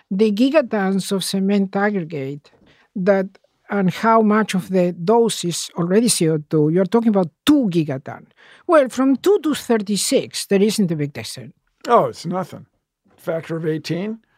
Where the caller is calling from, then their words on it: England, United Kingdom; I'm calling from England.